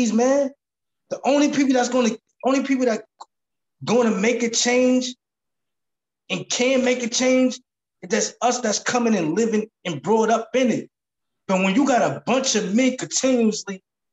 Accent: Jersey City, New Jersey, United States; I'm from Jersey City, state of New Jersey

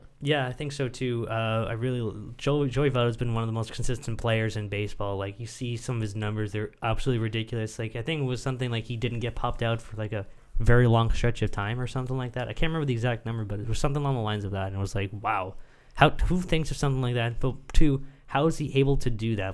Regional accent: Canada; as a Canadian sportsman

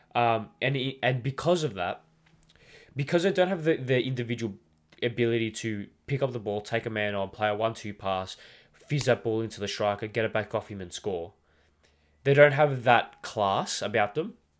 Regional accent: Australia; as an Australian

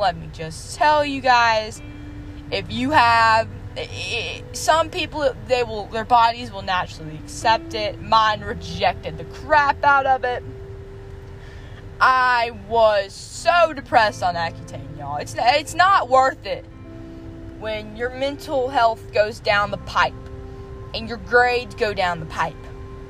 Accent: the South, United States; accent: Southern; Which I love that you can just drive and listen to my horrible southern accent, which apparently I have.

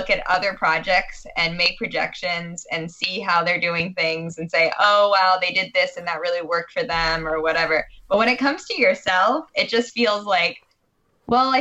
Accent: Vermont, United States; grew up in Vermont

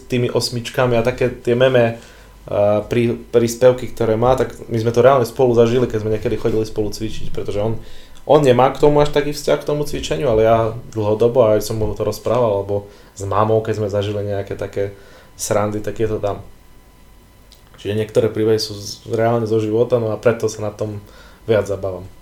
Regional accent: Vranov nad Topľou, Prešov Region, Slovakia; on dokonca bol u nás vo Vranove.

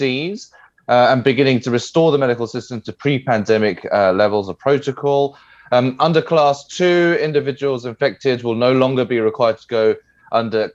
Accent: England, United Kingdom; moved away; I'm from England

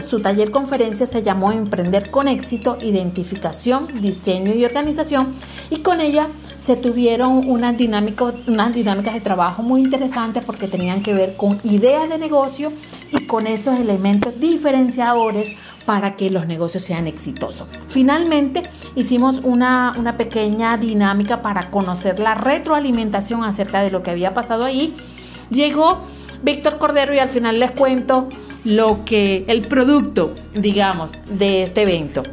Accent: Magdalena, Colombia; soy de Siberia, la Sierra Nevada de Santa Marta

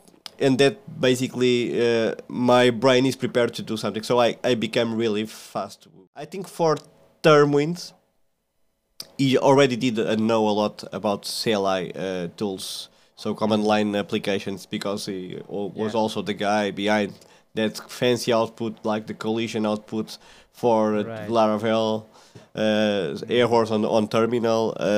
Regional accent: Centre, Portugal; moved away as an adult; now in Lisbon, Portugal; I'm from Portugal, from the kind of a small village in Portugal, in the middle of Portugal, not the big city. But I went to work like 13 years ago to Lisbon, that is the capital of Portugal.

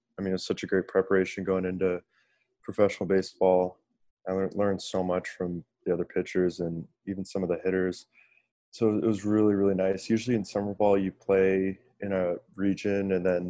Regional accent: California, United States; I'm from California.

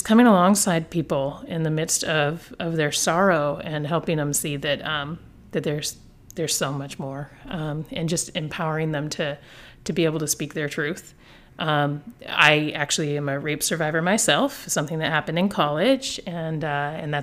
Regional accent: Olympia, Washington, United States; also born or lived in Bellingham, Washington / Salem, Oregon; I was born and raised in the Pacific Northwest, Greater Olympia area

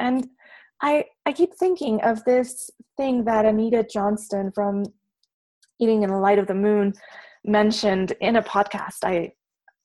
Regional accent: Mexico City, Mexico; I was born and raised in Mexico City. And with the exception of a few months doing externships here and there, I have never lived anywhere else.

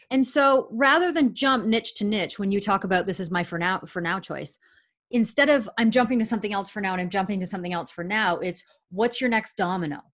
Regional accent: Canada; I'm a Canadian citizen

